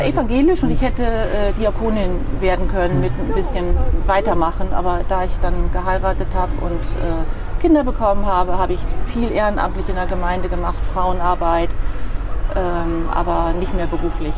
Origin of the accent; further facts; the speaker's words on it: Dülbergen near Verden, Lower Saxony, Germany; now in Bremen, Germany; Dülbergen ist ein ganz kleines Dorf in der Nähe von Pferden. Von Pferden. Und ähm, ich bin nicht mal in Dülbergen direkt geboren, sondern noch einen Kilometer abseits in den Wiesen. Da stand ein kleines Hirtenhaus alleine da, und da Hausgeburt. Ja, ja, da bin ich aufgewachsen